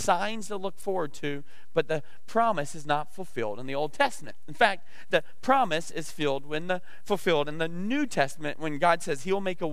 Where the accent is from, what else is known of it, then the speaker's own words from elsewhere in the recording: the South, United States; I'm from the South